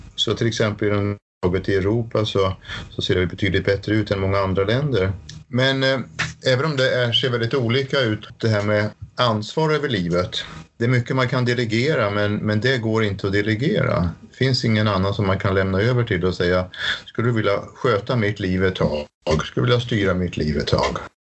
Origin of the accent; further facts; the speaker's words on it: Sweden; moved away as an adult; now in Norway; jag är svensk